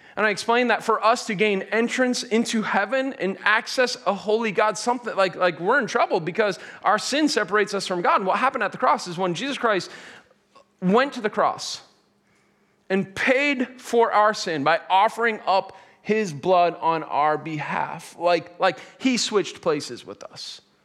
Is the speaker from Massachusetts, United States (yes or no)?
yes; Boston, Massachusetts, United States; I grew up in Boston